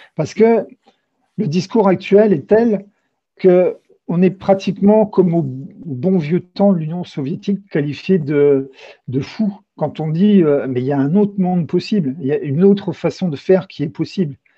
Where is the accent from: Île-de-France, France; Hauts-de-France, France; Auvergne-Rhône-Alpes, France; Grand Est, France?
Grand Est, France; Châlons-en-Champagne; also born or lived in Brittany; now in Carhaix, France; je viens plutôt de l'Est de la France. Je suis, je suis né à Châlons-en-Champagne